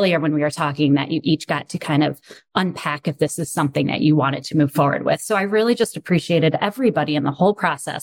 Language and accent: English; Rochester, New York, United States; I am from Rochester